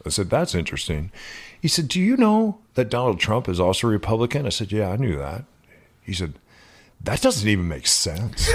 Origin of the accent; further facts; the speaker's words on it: New Mexico, United States; moved away; I grew up in New Mexico with hardworking, uh, Hispanic men.